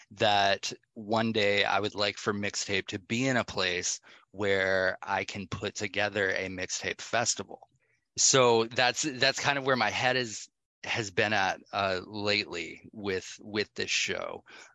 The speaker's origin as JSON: {"language": "English", "town": "Atlanta", "region": "Georgia", "country": "United States", "said": "I'm from Atlanta, so, you know, being in the clubs where everything is very EDM, you know, techno based"}